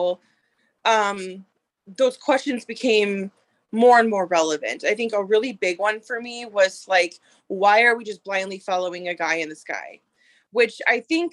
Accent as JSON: {"language": "English", "region": "Minnesota", "country": "United States", "said": "I am from Minnesota"}